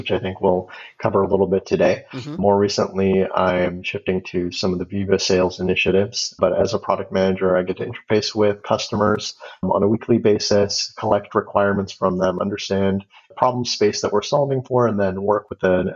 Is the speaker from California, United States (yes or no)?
yes; Los Angeles, California, United States; now in Seattle, United States; I grew up in Los Angeles